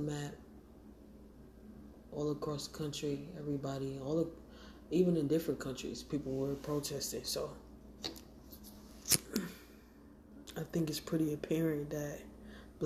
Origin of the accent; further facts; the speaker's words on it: Montgomery, Alabama, United States; now in Syracuse, United States; I grew up in Montgomery, Alabama, and I live in Syracuse, New York